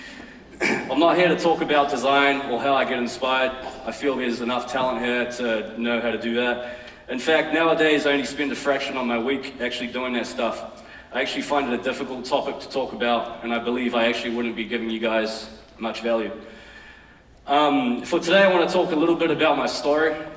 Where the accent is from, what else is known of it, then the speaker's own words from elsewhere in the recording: Auckland, New Zealand; I grew up in West Auckland in a modest but entertaining household.